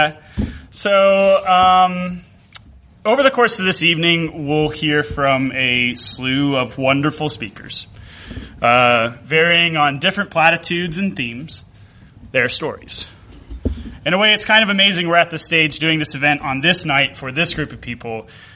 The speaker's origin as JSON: {"language": "English", "region": "Mississippi", "country": "United States", "tie": "born or raised there", "said": "growing up in Mississippi"}